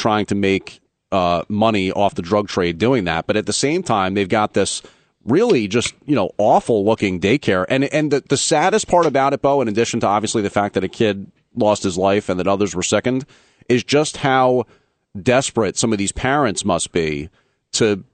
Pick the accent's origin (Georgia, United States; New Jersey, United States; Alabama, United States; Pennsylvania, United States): New Jersey, United States; I'm from New Jersey